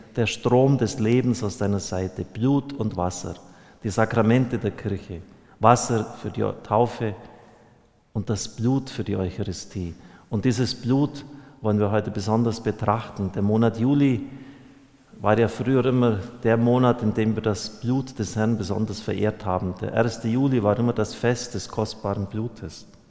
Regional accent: Bavaria, Germany; bei uns in Bayern

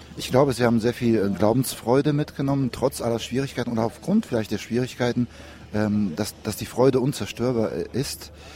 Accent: Cologne, North Rhine-Westphalia, Germany; wir kommen ja aus Köln

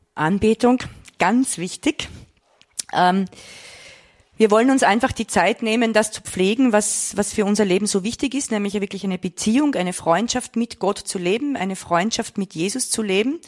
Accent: Vienna, Austria; Ich komme aus Wien

